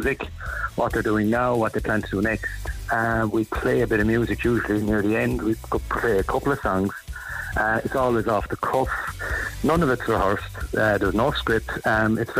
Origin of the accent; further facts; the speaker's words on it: Roscrea, Munster, Ireland; moved away as an adult; now in East Cork, Ireland; I'm originally from Roscrea and Tip.